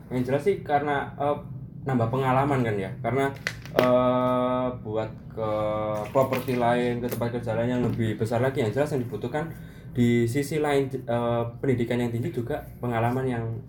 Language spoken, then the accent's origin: Indonesian; Malang, East Java, Indonesia; now in Yogyakarta, Indonesia; saya sendiri kan dari Malang